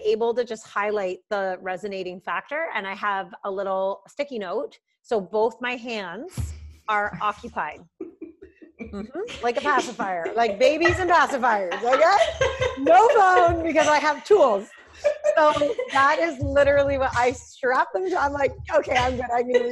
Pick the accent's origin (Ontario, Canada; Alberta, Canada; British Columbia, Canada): Ontario, Canada; Burlington; also born or lived in Oakville, Ontario; I am from Burlington, Ontario